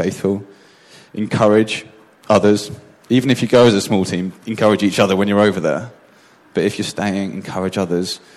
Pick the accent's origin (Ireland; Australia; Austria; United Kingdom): United Kingdom; moved away as an adult; now in Gothenburg, Sweden; I'm used to as a Brit